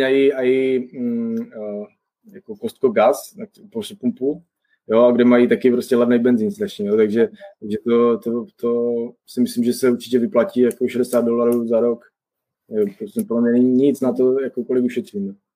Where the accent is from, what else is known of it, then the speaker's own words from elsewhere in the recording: Czechia; moved away as an adult; now in Toronto, Canada; my jediní prostě Češi, že s českým pasem